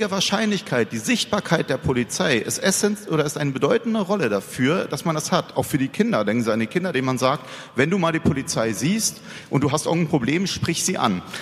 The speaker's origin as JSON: {"language": "German", "region": "Berlin", "country": "Germany", "tie": "born or raised there", "said": "Ich bin Berliner äh, aufgewachsen, ja, und wenn Sie in Berlin auf der Aus fahren"}